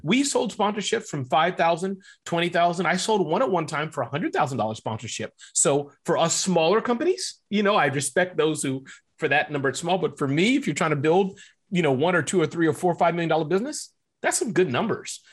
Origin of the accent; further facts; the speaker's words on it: Midwest, United States; But I was born in the Midwest.